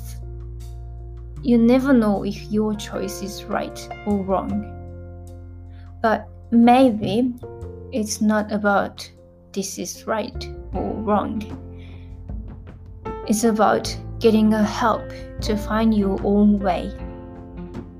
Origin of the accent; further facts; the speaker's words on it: Japan; English is a second language; I was born and raised in Japan